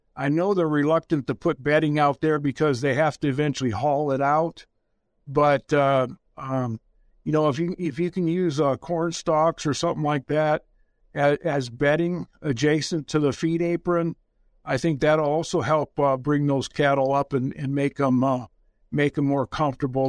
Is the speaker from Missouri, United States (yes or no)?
no; about forty miles north of Detroit, Michigan, United States; I actually grew up in the slum area of Michigan